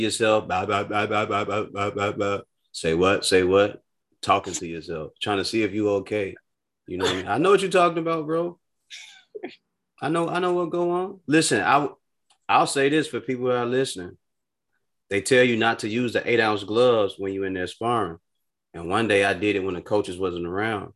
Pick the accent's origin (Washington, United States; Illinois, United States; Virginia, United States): Illinois, United States; Chicago; I'm from Chicago